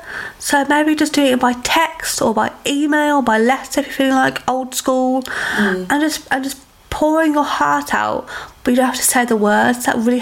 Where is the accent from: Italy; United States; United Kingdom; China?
United Kingdom; as a nation, as a British woman, we don't accept help well.